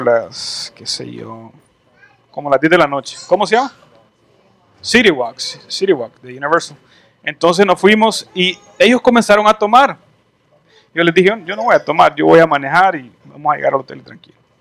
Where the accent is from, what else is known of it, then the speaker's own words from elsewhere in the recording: El Salvador; moved away as an adult; also born or lived in Canada; Yo me fui de El Salvador me fui a, estudiar a Canadá, viví en Canadá un tiempo, regresé